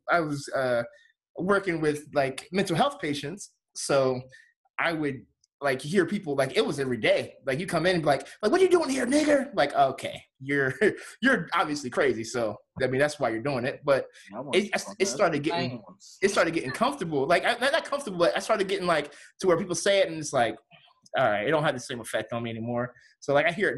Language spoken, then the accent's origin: English; Delaware, United States; moved away; I'm from Delaware. So I was driving back home to Delaware.